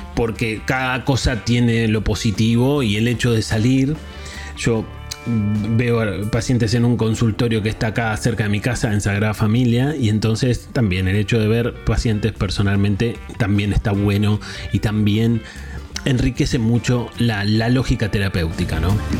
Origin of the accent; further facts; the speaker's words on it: Argentina; moved away as an adult; now in Barcelona, Spain; si me conoces de la radio de Argentina, sabes que estuve en distintos programas